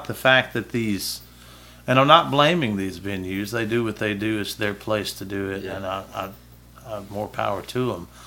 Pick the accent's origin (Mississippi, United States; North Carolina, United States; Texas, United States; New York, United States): Mississippi, United States; Starkville; my hometown